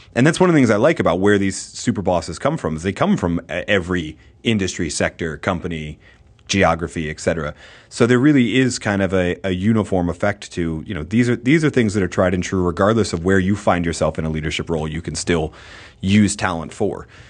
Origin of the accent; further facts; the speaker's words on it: outside of Boston, Massachusetts, United States; moved away; I grew up outside of Boston